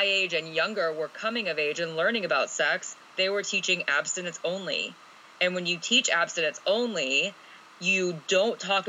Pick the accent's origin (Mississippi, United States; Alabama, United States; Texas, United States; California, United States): Alabama, United States; I grew up in Alabama